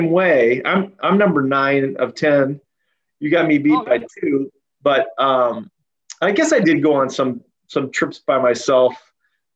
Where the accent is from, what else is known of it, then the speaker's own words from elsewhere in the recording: Yakima, Washington, United States; moved away; also born or lived in Portland, Oregon; I grew up in Yakima, Washington, which is east of Seattle, about 2.5 hours